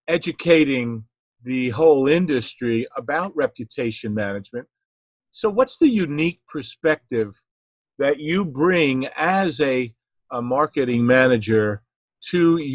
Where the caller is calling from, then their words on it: New Jersey, United States; I'm calling in from New Jersey here